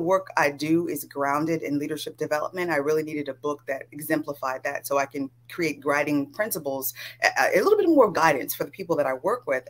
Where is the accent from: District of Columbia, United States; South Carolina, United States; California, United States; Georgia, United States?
California, United States; I grew up in California